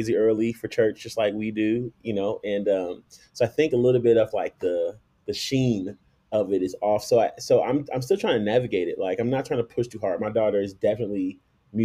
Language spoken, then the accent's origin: English; Chicago, Illinois, United States; now in Colorado Springs, United States; I was born and raised in Chicago